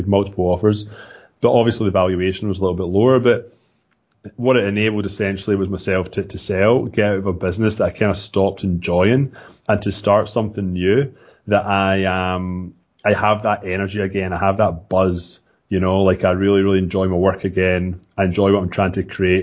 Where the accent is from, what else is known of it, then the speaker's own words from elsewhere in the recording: Scotland, United Kingdom; accent: Scottish; moved away as an adult; now in Toronto, Canada; I'm from Scotland, as you said. I moved to Canada in 2006 and in Toronto, Ontario.